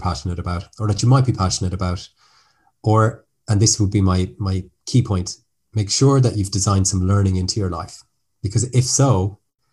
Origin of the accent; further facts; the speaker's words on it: Ireland; now in France; I'm speaking to you from France today, but as the name might suggest, I'm actually Irish